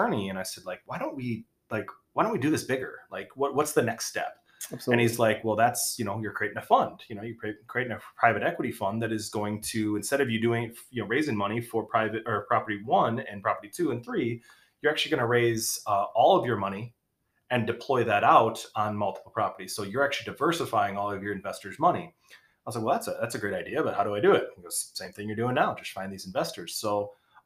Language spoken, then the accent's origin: English; Kalamazoo, Michigan, United States; also born or lived in Long Beach, California; I'm from Kalamazoo, Michigan. Born in Long Beach, California, somehow ended up here